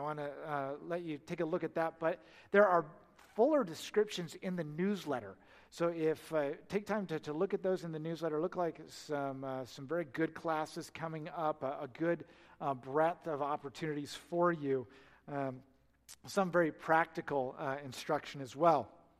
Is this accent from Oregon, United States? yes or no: yes; Oregon, United States; now in Oklahoma, United States; I come from Oregon. We have little lightning. And just seeing big lightning here in Oklahoma.